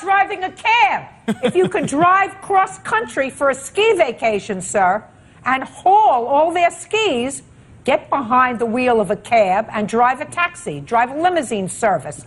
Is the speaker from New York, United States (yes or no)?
yes; New York City, New York, United States; New York City, sir. That's my hometown.